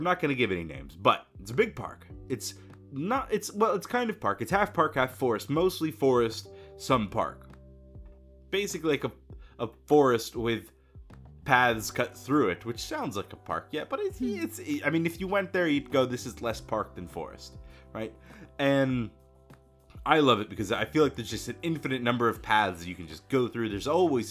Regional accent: Florida, United States; I grew up in Florida.

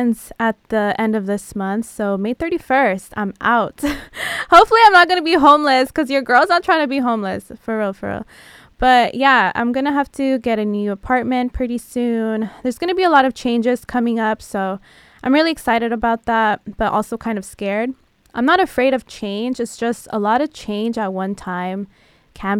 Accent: San Diego, California, United States; now in Los Angeles, United States; I'm from San Diego

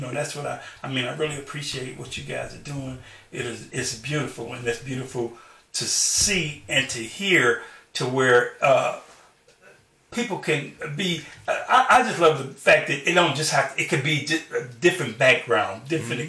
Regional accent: Chicago, Illinois, United States; I grew up in Chicago

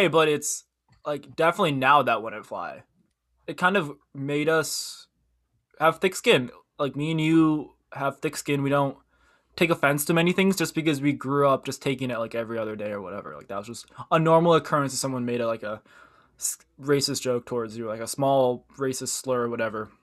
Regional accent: Midwest, United States; also born or lived in Korea; We were raised by white parents, and we grew up in the Midwest, which is predominantly white

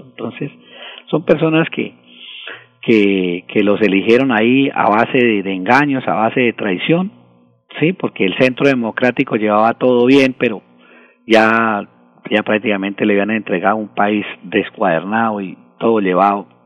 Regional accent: Colombia; el, deber de, nosotros como, buenos colombianos es, rechazar, rechazar estos gobiernos

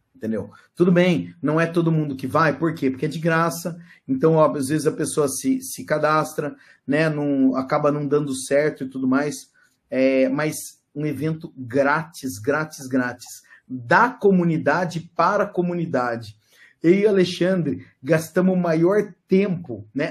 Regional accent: Brazil; nós somos brasileiro

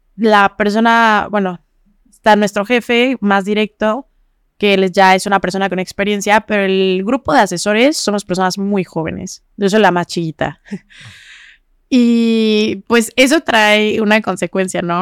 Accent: Zacatepec, Morelos, Mexico; also born or lived in Jojutla; now in Cuernavaca, Mexico; Yo, yo nací en Jojutla. Ah, en Jojutla. En Jojutla, pero fui a nacer y ese mismo día me llevaron a Zacatepec. Estuve ahí viviendo pues, mi infancia un poquito. Después me trajeron a Cuernavaca aquí a estudiar

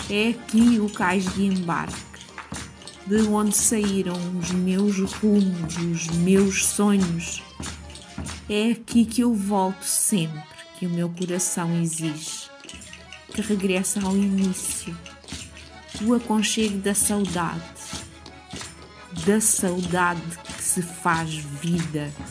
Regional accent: Vila Franca de Xira, Lisbon, Portugal; born or raised there

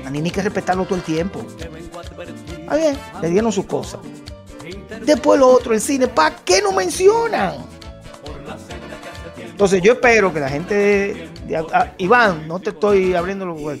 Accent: New York, United States; yo sé que mi madre es nacida y criada en Puerto Rico, tengo un cariño especial por Puerto Rico y soy nacido y criado en Nueva York, pero mi corazón se siente dominicano.

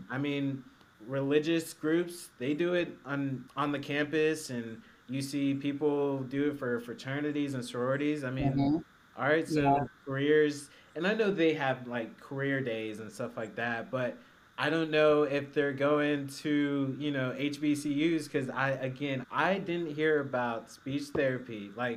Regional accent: Atlanta, Georgia, United States; I am from Atlanta, Georgia

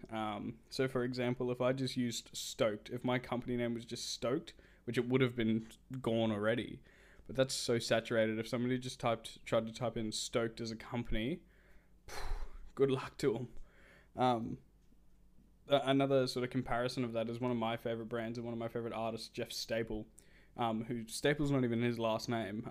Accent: Australia; I'm Australian

